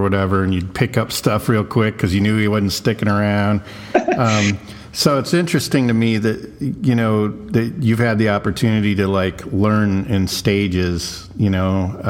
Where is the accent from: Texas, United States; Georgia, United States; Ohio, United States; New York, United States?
Texas, United States; South; I grew up in South Texas